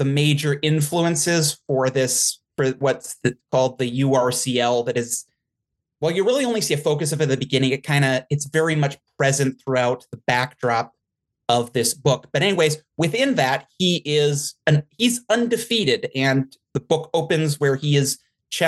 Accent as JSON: {"language": "English", "area": "the Midwest", "region": "South Dakota", "country": "United States", "said": "I'm from the Midwest, South Dakota area"}